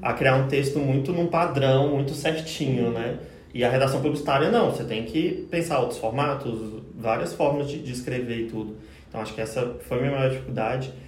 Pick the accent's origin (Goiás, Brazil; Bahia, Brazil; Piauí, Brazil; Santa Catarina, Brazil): Goiás, Brazil; Cristalina; now in Goiânia, Brazil; não sou de Goiânia também, sou de Cristalina, interior do estado